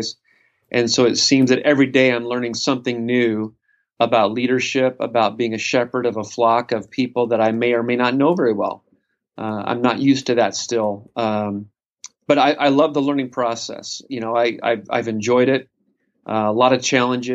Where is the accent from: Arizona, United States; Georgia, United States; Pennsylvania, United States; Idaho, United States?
Idaho, United States; now in Sacramento, United States; I was born and raised in Idaho, raised in a Christian home